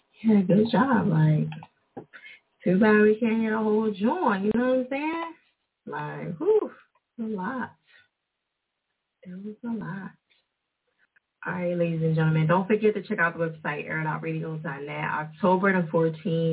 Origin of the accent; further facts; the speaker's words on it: New Jersey, United States; they say I got an accent because I'm from Jersey.